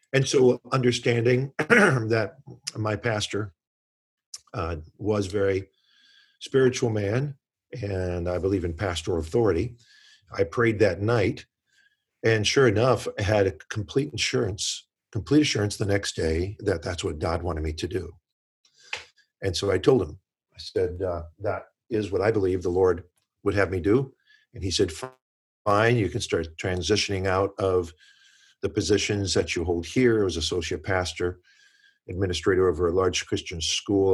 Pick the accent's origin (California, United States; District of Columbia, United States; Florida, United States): District of Columbia, United States; Washington; I grew up in the Washington, D C area